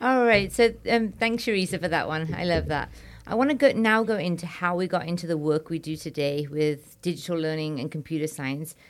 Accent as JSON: {"language": "English", "region": "England", "country": "United Kingdom", "also_born_or_lived": "India", "moved": "as an adult", "lives_now": "United States", "said": "I'm Indian and British"}